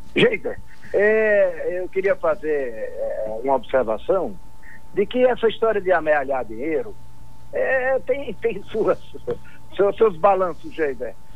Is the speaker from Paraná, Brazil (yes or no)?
no; Jacobina, Bahia, Brazil; pela cidade, pelo município onde eu nasci